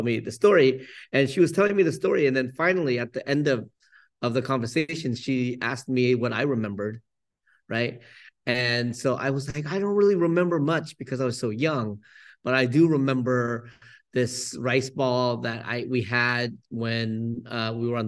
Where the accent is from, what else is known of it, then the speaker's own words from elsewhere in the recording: San Jose, California, United States; also born or lived in Vietnam; now in Oakland, United States; growing up in San Jose